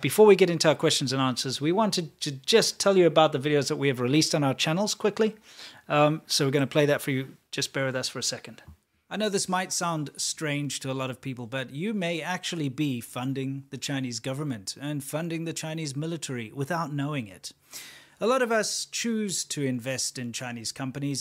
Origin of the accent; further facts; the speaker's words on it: South Africa; me as a South African